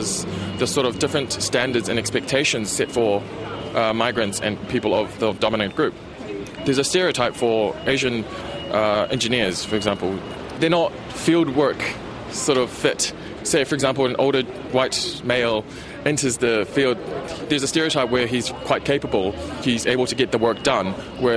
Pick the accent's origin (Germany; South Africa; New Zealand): New Zealand; English is a second language; I'm a 1.5 generation, so I came here quite young, but I came with my parents